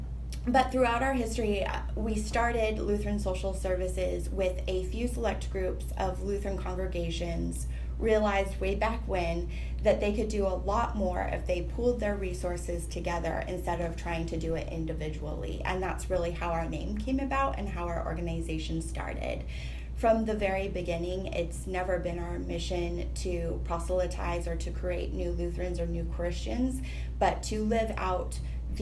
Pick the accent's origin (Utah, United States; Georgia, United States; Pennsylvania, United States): Utah, United States; moved away as an adult; now in Washington, D.C., United States; I grew up in Utah